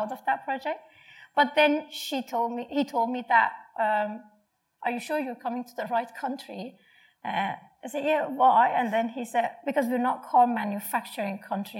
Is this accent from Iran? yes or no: yes; Iran; moved away as an adult; now in Australia; I'm from Iran